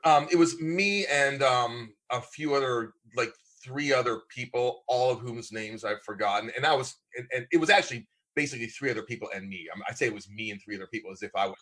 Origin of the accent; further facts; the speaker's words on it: Lancaster, Pennsylvania, United States; moved away; My hometown is Lancaster, Pennsylvania, Amish country. My backyard growing up was an Amish dairy farm